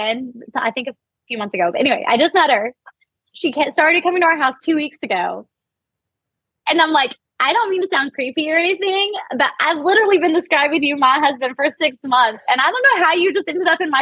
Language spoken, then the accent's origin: English; Missouri, United States; I'm from Missouri